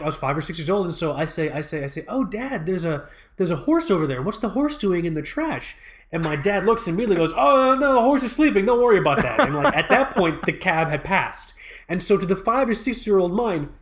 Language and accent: English; United States; I was born here in the States. My parents are from Pakistan